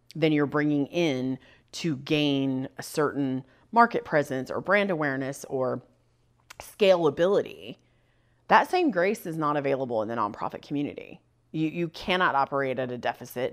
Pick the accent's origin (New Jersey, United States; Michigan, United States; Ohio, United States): Ohio, United States; between Defiance and Lima, Northwest; also born or lived in Bluffton, Ohio; the part of Ohio that I grew up in has a very deep German heritage. Lots of German Catholic families settled in this corner of Northwest Ohio.